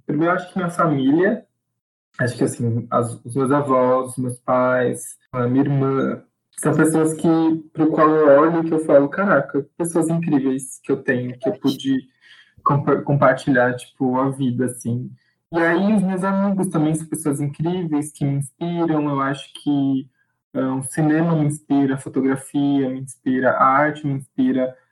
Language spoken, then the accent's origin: Portuguese; Guarulhos, São Paulo, Brazil; sou de Guarulhos, São Paulo